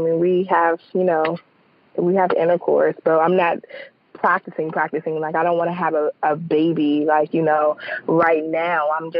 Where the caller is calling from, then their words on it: Calvert County, Maryland, United States; I'm calling from Calvert County, Maryland.